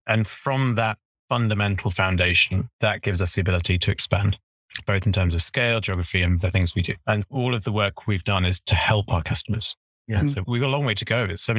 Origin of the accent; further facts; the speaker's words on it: United Kingdom; accent: British; also born or lived in Edinburgh; as a Brit